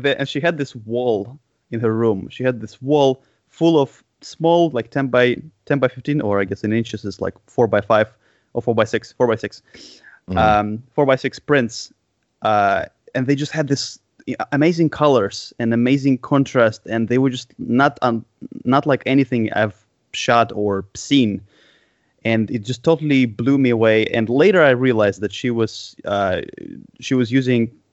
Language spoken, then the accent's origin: English; Moscow, Russia; growing up in Moscow in the 90s